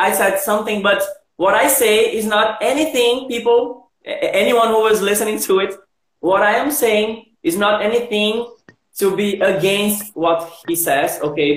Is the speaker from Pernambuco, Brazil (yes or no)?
yes; Recife, Pernambuco, Brazil; English is a second language; I'm from Recife, actually from Janga, Paulista.